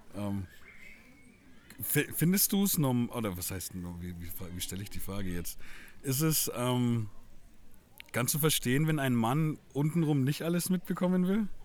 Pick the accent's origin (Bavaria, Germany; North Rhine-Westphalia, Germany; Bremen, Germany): Bavaria, Germany; Franconia; ich selbst als Franke